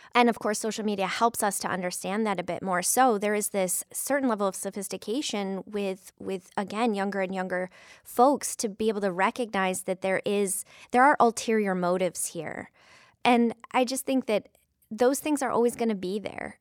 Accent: Flint, Michigan, United States; now in Toledo, United States; in Flint, Michigan, my hometown

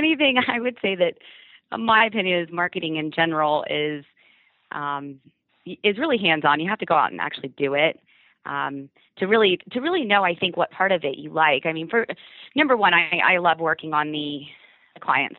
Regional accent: Orlando, Florida, United States; as I was growing up in Orlando

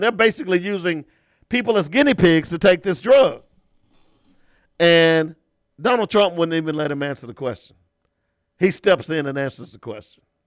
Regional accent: Little Rock, Arkansas, United States; I grew up in Little Rock

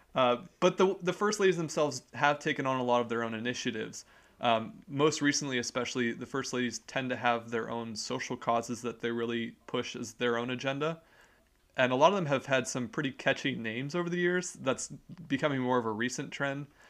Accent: United States; we are American citizens

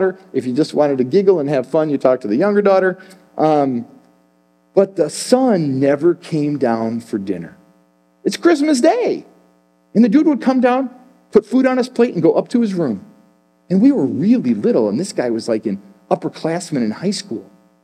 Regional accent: Chicago, Illinois, United States; I'm from Chicago

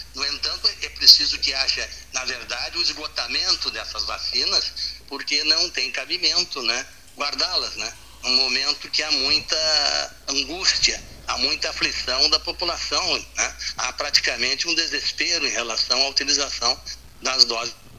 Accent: Pelotas, Rio Grande do Sul, Brazil; also born or lived in Rio de Janeiro; eu sou natural do Rio de Janeiro, mas me criei aqui em Pelotas, meu pai era pelotense, voltei para o Rio e voltei de novo para Pelotas

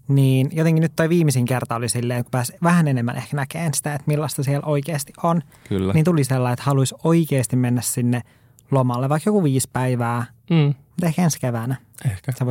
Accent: Lapland, Finland; Mä olen Lapista kotoisin, mä en ole tottunut

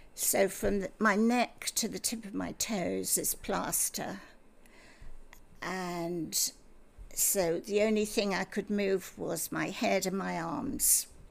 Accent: Bristol, South West England, United Kingdom; moved away as an adult; also born or lived in Scotland; now in Australia; I was born in Scotland oh. because my father had a job up there, and um, we very quickly moved down to Bristol

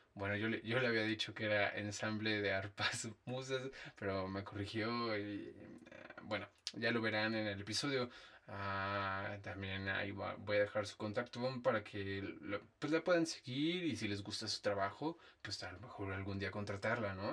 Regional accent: Dolores Hidalgo, Guanajuato, Mexico; moved away; yo soy de Dolores algo Guanajuato

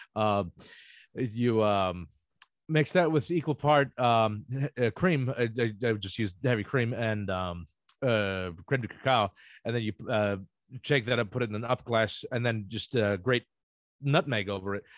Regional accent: Ocean Township, New Jersey, United States; moved away; I grew up in Ocean Township, but that is right next to the township over there.

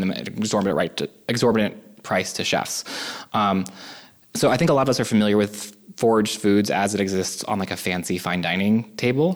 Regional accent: California, United States; also born or lived in New York / Boston; now in Cleveland, United States; I grew up in California originally, then then to New York and Boston

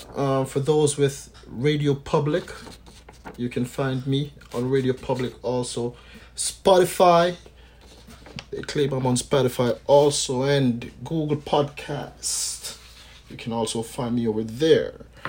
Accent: Jamaica; from time I was a youth growing up in Jamaica

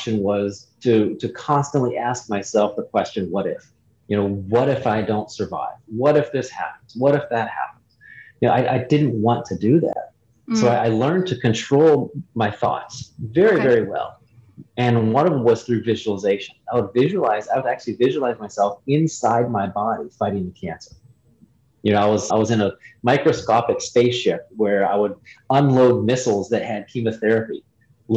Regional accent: Ohio, United States; I was born and raised in Ohio

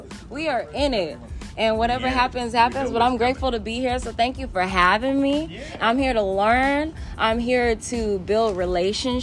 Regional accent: Denver, Colorado, United States; I'm from Denver, Colorado. So I grew up in the mountains, in the trees, in the woods, hiking, hunting

